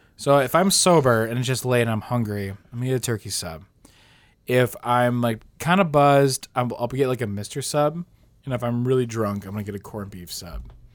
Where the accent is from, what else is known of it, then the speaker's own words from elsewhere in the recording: United States; we're American